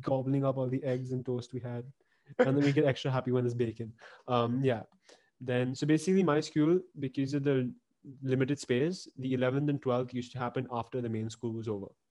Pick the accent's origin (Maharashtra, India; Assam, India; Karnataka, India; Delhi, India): Maharashtra, India; Pune; also born or lived in Hong Kong; I was born in Hong Kong, and then we shifted to Pune in 2007